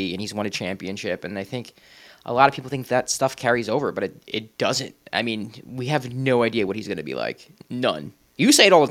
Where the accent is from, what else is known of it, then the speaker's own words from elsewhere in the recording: New York, United States; New Yorker